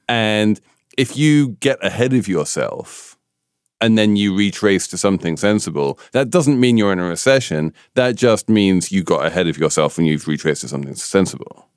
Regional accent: United Kingdom; I'm a Brit

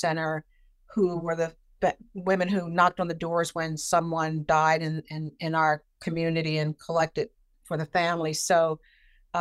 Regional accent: Philadelphia, Pennsylvania, United States; now in Boston, United States; I grew up in South Philadelphia, which at the time was a very close-knit community

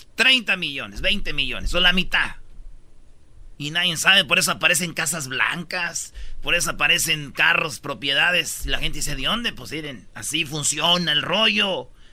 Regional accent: Jiquilpan, Michoacán, Mexico; moved away; mi pueblo, Jiquilpan, Michoacán.

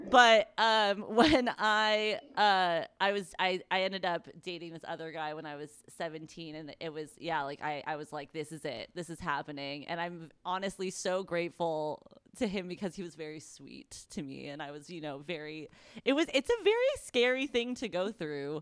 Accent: United States

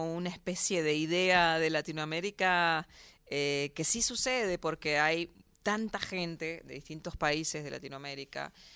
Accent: Argentina; moved away as an adult; now in New York, United States; nosotros somos de acá

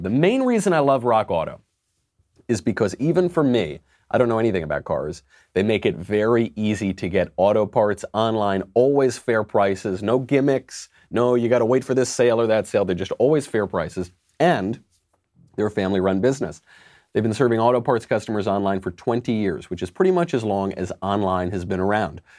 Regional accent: New York, United States; I'm from New York

